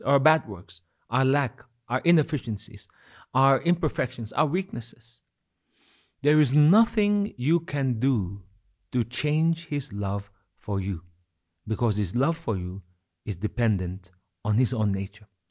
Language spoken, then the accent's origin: English; Kohima, Nagaland, India; as a child growing up in Kohima.